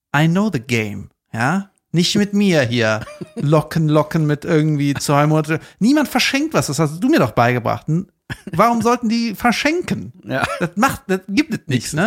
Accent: Cologne, North Rhine-Westphalia, Germany; da wo ich herkomme, in Köln-Ostheim

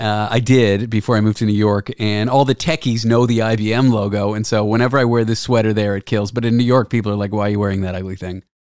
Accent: Canada; moved away as an adult; now in United States; I'm Canadian

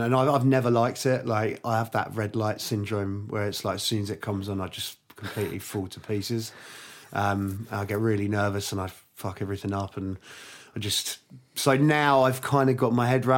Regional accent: Twickenham, London, United Kingdom; also born or lived in Hammersmith / Barnes / Kingston; I was born in Hammersmith. I lived in Barnes till I was about six, and I moved to Twickenham.

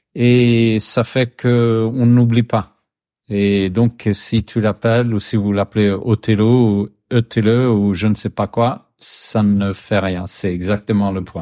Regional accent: Sweden; French is a second language; je suis suédois, j'habite euh, dans, dans l'archipel de Stockholm

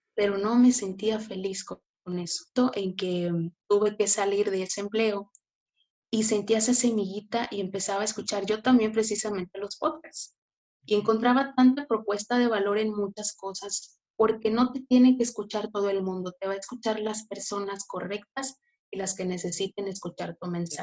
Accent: Tampico, Tamaulipas, Mexico; yo soy de Tampico, Tamaulipas

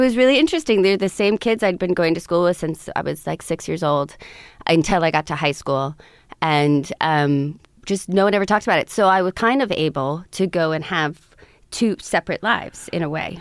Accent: Montclair, New Jersey, United States; born or raised there; also born or lived in Montauk, Long Island

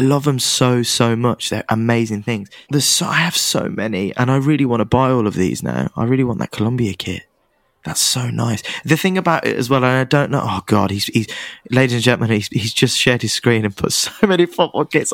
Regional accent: England, United Kingdom; I'm English

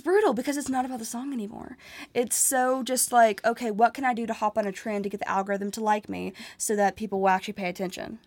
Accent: Nashville, Tennessee, United States; it's my hometown

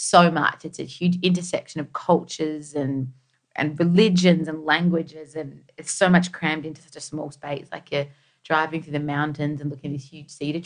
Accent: Australia; When you're second generation, and we grew up in Australia

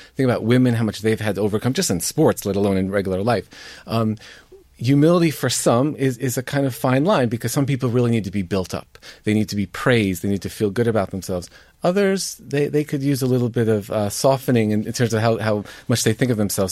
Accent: United States; as a Catholic, as an American, as somebody Irish as well

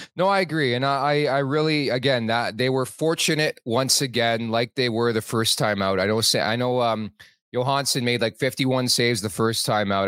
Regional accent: Toronto, Ontario, Canada; also born or lived in Montreal; I was born in Montreal, moved to Toronto, the, the G T A, when I was five years old

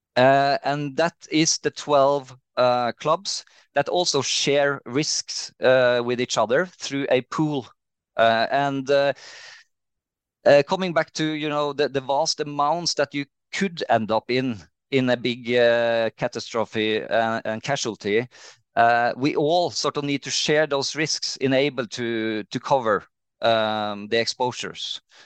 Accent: Trondheim, Trøndelag, Norway; moved away as an adult; also born or lived in Bergen; I'm from Trondheim in, uh, in Norway.

